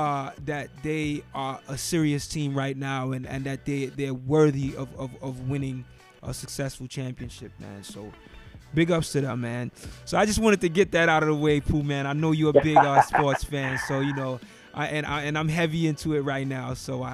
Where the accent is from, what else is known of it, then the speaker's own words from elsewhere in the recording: New York, United States; Of course, I'm from New York, so I'm representing the Knicks.